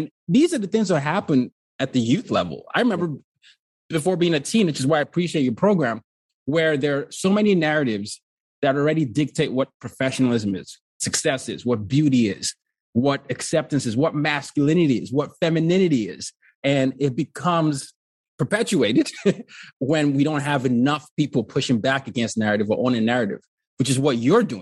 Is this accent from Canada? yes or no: no; Nigeria; also born or lived in four continents; And so I'm, I'm from Nigeria, but I grew up black on four continents. born in Nigeria, grew up under dictatorships. Then my dad was a diplomat. We moved around a lot.